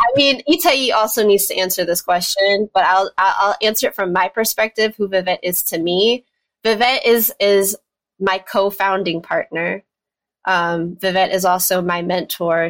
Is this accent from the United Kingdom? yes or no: no; New York, United States; moved away as an adult; now in Chapel Hill, United States; I'm originally from New York, born and raised New Yorker